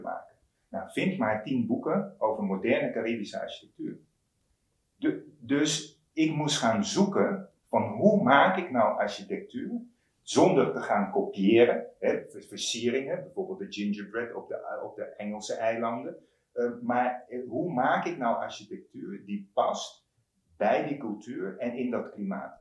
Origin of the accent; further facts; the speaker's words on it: Curaçao; moved away as an adult; also born or lived in Eindhoven, Netherlands; ik ben op Curaçao opgegroeid